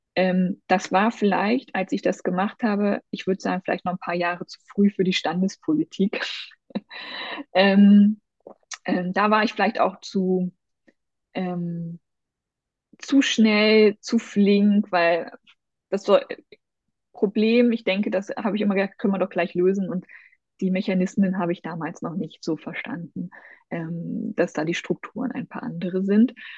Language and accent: German; Thuringian Forest, Germany; ich komme aus dem Thüringer Wald. Ich ähm, bin in der DDR groß geworden.